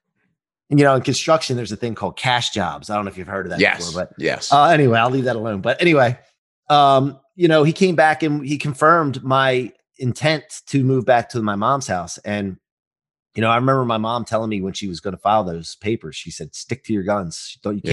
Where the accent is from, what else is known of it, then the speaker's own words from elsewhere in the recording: Maryland, United States; I grew up in Maryland